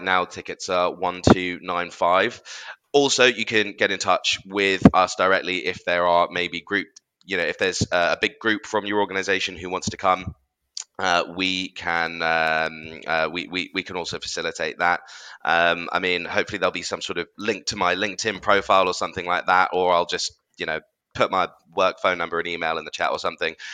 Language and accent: English; London, United Kingdom; as a Londoner